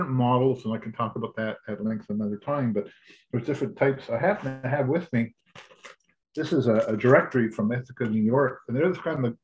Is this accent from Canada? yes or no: yes; Quebec, Canada; moved away as an adult; now in Ontario, Canada; I was born and raised in Quebec, and I came to Ontario to get an education, met my wife-to-be, and never went back to Quebec